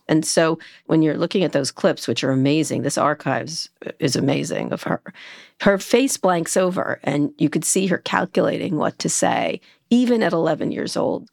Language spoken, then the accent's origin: English; Princeton, New Jersey, United States; I grew up in Princeton